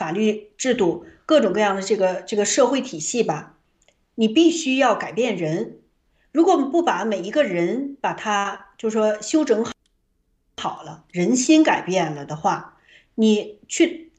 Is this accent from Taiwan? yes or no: no; China; 所以我的最大的盼望就是，我们中国人从过去到现在，其实几千年了